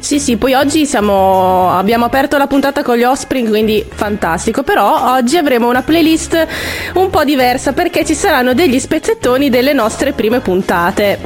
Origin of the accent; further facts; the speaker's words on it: Reggio Emilia, Emilia-Romagna, Italy; nel nostro dialetto, nel dialetto reggiano